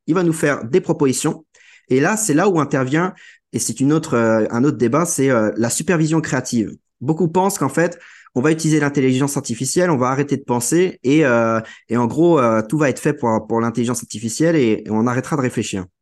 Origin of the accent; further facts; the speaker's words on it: Guingamp, Brittany, France; je viens de, de la Bretagne, d'un petit village euh, de 7500 habitants qui s'appelle Guingamp